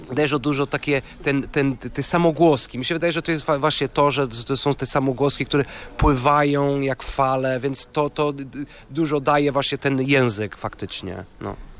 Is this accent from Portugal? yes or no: yes; Porto, Norte, Portugal; Polish is a second language; moved away; ja jestem z Porto